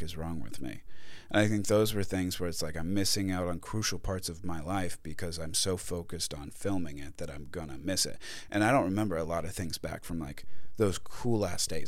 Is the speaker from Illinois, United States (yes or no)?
no; Carlsbad, California, United States; my hometown of Carlsbad